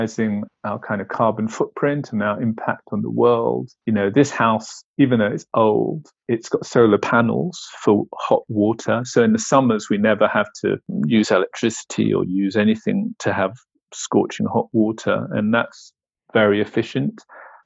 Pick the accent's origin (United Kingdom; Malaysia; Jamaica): United Kingdom; Glasgow, Scotland; moved away as an adult; also born or lived in South London; now in Sweden; I was born in Glasgow, Scotland